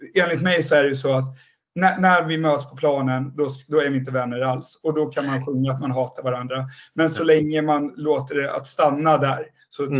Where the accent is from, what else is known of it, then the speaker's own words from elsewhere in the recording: Nynäshamn, Stockholm County, Sweden; så jag kommer ju inte från Södertälje överhuvudtaget. Jag är uppvuxen i Nynäshamn